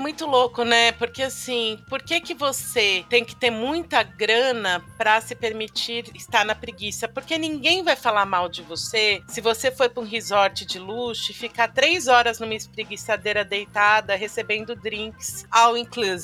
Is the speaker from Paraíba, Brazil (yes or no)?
no; Paulista, São Paulo, Brazil; a gente é paulista